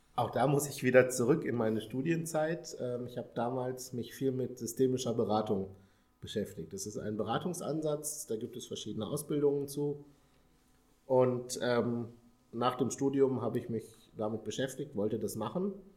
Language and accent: German; Paderborn, North Rhine-Westphalia, Germany; moved away as an adult; now in Hamburg, Germany; ich komme äh, ursprünglich aus Paderborn, einem kleinen oder einer größeren Stadt in Nordrhein-Westfalen.